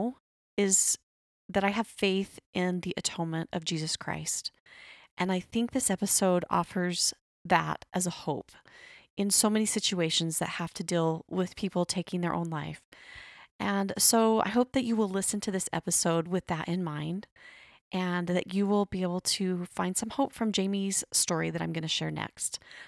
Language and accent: English; Arizona, United States; born there; Well, I was born in Arizona, then I moved away, then I came back. But yes, I love Arizona.